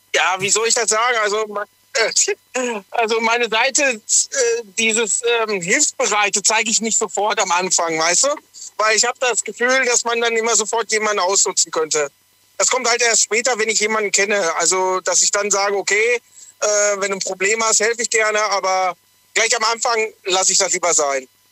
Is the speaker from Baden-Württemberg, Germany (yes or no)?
yes; Sindelfingen, Baden-Württemberg, Germany; ich komme aus Sindelfingen.